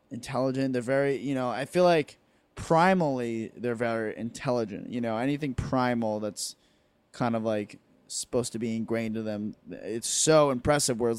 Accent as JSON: {"language": "English", "region": "New Jersey", "country": "United States", "said": "If I say New Jersey, they say what county? What exit?"}